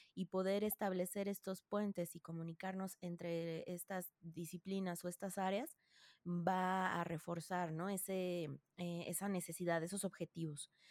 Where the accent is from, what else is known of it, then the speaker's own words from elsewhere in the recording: Mexico; yo soy eh, mexicana y soy psicóloga de profesión